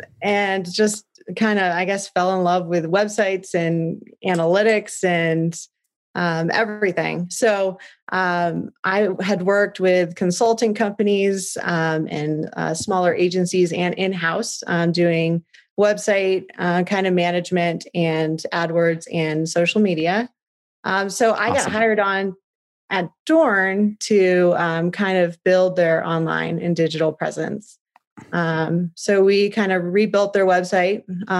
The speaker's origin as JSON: {"language": "English", "town": "Phoenix", "region": "Arizona", "country": "United States", "lives_now": "Prescott, United States", "said": "I came from Phoenix, so that was one of my first lessons here, is that it's Prescott, not Prescott."}